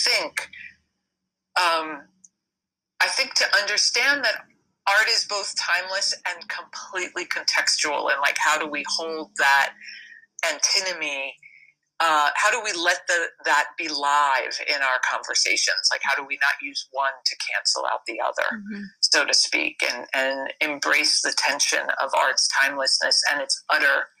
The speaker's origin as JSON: {"language": "English", "region": "New York", "country": "United States", "tie": "born or raised there", "said": "I was born and raised in New York"}